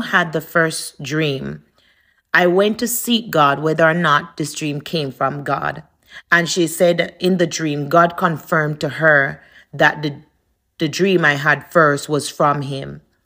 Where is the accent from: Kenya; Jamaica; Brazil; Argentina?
Jamaica; moved away; I'm from Jamaica